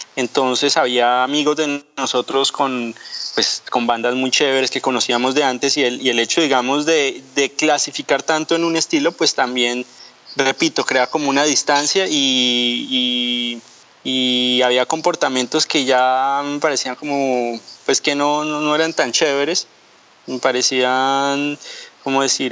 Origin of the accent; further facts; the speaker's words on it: Colombia; moved away as an adult; also born or lived in Angola; now in France; salí de Colombia, estuvimos viviendo casi ocho años, no ocho años, siete años en África, ahora estamos viviendo en, en, Francia